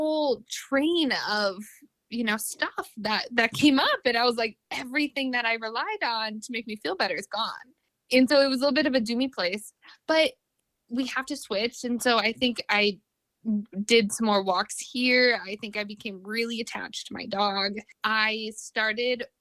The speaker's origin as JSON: {"language": "English", "region": "Minnesota", "country": "United States", "tie": "born or raised there", "moved": "yes", "said": "I'm originally from Minnesota, like a small, small town in Minnesota. And it was really hard growing up there"}